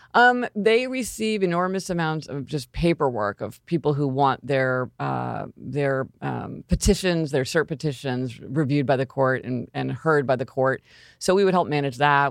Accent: Kansas City, Missouri, United States; moved away as an adult; I'm from Kansas City, Missouri. That's where I was born, and I spent, you know, until I went to college, I lived in Kansas City, Missouri

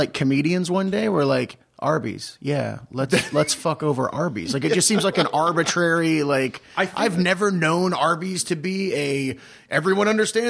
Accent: Kentucky, United States; So growing up in Kentucky, I would say that I was a fast food aficionado.

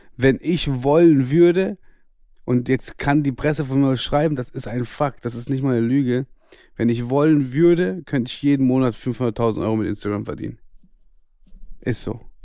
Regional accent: Karlsruhe, Baden-Württemberg, Germany; ich bin 1992 geboren in Karlsruhe.

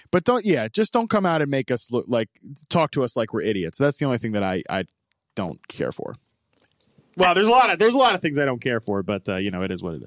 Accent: the South, United States; I grew up in the South

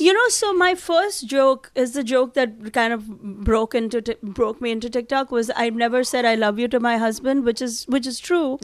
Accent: India; now in Manhattan, United States

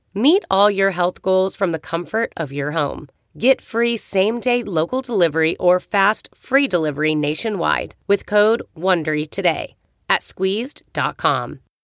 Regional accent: Wisconsin, United States; I grew up in Wisconsin. Uh, you'll hear the hard vowels

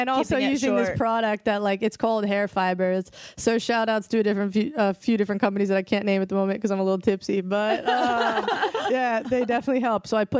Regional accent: Florida, United States; I'm from Florida. I love the water.

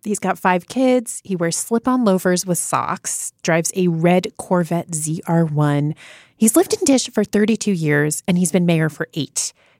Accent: New York, United States; as a New Yorker, I don't drive.

